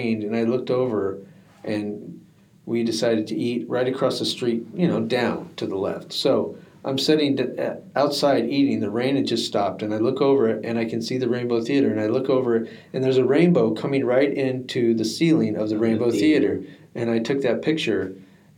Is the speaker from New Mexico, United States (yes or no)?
yes; Albuquerque, New Mexico, United States; moved away; when I used to go to these old shows when I was growing up in Albuquerque